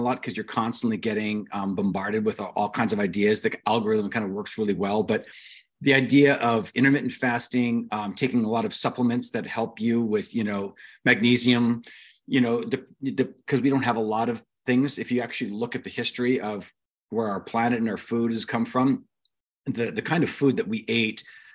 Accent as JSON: {"language": "English", "town": "Ventura", "region": "California", "country": "United States", "tie": "born or raised there", "also_born_or_lived": "Anaheim, California / King City, California / Fiji / Long Beach, California", "said": "I was raised mostly in Ventura, which is a great beach town"}